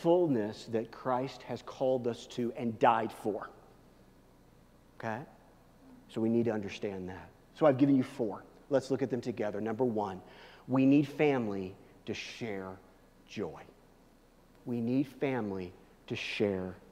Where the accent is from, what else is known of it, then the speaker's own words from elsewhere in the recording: Kansas City, United States; now in Denver, United States; I'm from Kansas City